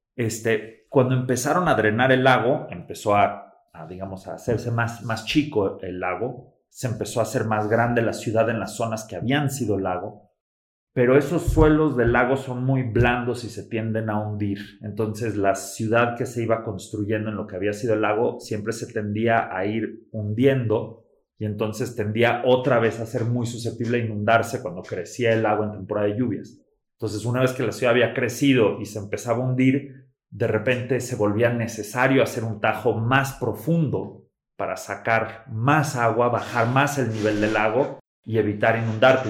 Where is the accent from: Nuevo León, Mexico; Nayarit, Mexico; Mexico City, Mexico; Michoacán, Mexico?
Mexico City, Mexico; moved away as an adult; also born or lived in United States; yo soy de la Ciudad de México y yo estaba estudiando en Estados Unidos, pero con la intención de regresar a México.